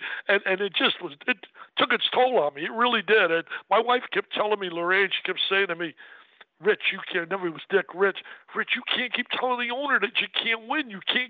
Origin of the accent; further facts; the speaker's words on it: New Jersey, United States; growing up in Jersey